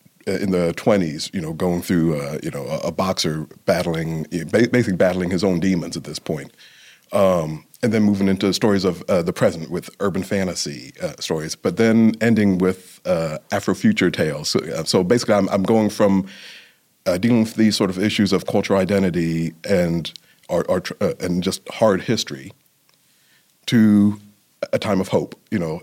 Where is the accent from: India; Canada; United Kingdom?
United Kingdom; London; born there; because of my background, coming from being born in London, my mother being Jamaican, and raised in a predominantly white culture in a lot of ways